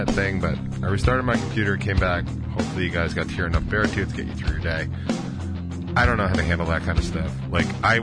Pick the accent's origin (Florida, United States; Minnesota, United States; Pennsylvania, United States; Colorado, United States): Colorado, United States; Denver; moved away; I grew up in Denver